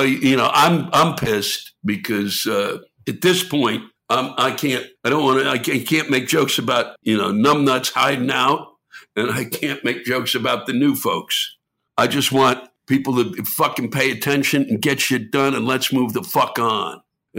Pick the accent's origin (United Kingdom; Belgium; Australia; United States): United States; I was born and raised in Washington